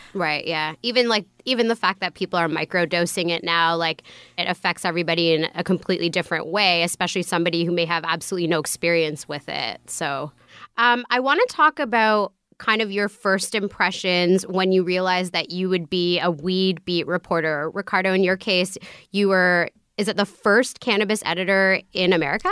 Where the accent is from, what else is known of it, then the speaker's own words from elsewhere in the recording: Vancouver, British Columbia, Canada; I grew up in Vancouver